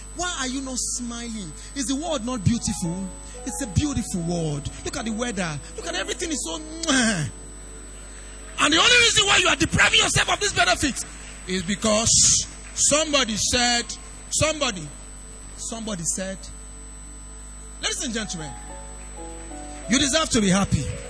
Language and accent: English; Idore, Ondo, Nigeria; I'm from Idore, Ondo State, very far place.